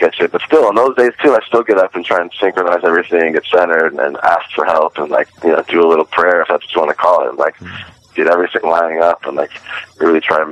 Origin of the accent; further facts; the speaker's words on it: San Francisco, California, United States; moved away as an adult; also born or lived in Venice, California; now in East Coast, United States; growing up in San Francisco at a particular time. That was pretty great in the 90s there